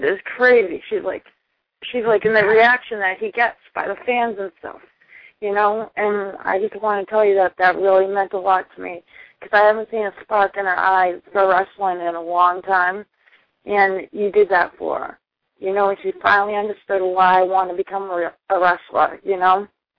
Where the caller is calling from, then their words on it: Boston, Massachusetts, United States; I'm from Boston, Massachusetts.